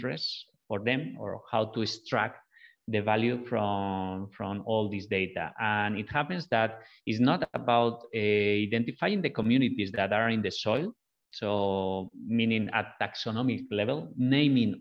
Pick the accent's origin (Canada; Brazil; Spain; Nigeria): Spain; northwest Spain; moved away; We are originally from Spain, the two founders of Biome Makers. And we're from the same city in the northwest of Spain